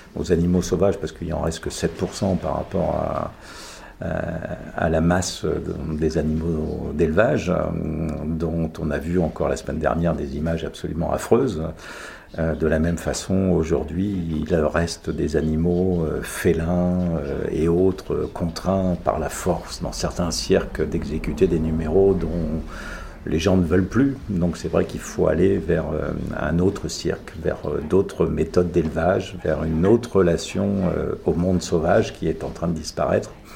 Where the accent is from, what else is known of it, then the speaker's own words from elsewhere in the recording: Sologne, Centre-Val de Loire, France; chez moi en Sologne